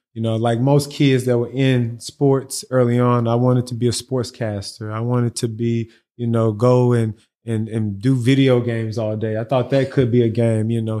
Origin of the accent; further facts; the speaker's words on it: Houston, Texas, United States; I'm a Houstonian, man. I was lived, lived and born and raised out here